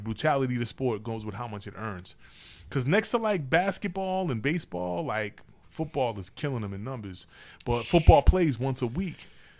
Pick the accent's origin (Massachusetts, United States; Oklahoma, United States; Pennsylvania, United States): Massachusetts, United States; born or raised there